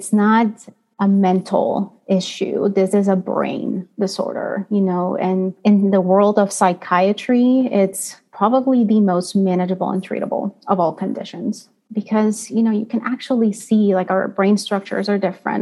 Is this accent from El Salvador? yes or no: yes; El Salvador; moved away as an adult; now in United States; I was born and raised in El Salvador in Central America. So I'm not originally from the United States, and I just came here to go to college in 2009.